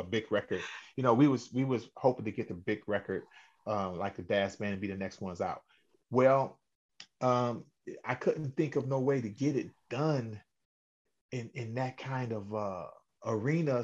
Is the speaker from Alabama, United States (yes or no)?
no; Cleveland, Ohio, United States; born and raised in Cleveland, Ohio